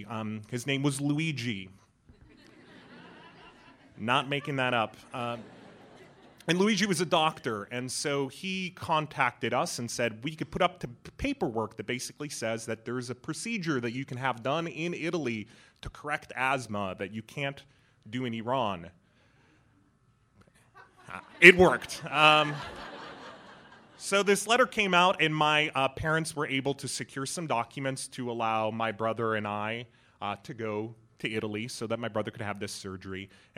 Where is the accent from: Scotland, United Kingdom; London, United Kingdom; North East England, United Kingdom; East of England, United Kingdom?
London, United Kingdom; born there; My parents had actually actively made the decision for me to be born in London. I was born in December 1979, so it was just after the revolution, and my family is a small religious minority, Zoroastrians